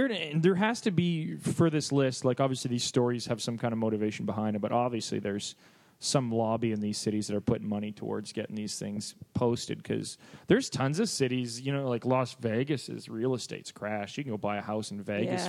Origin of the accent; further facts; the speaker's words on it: Canada; I'm Canadian.